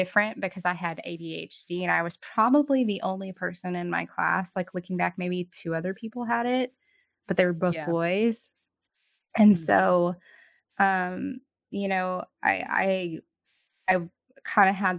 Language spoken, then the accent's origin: English; Texas, United States; moved away; growing up in our small Texas town, it's going to bring my accent back out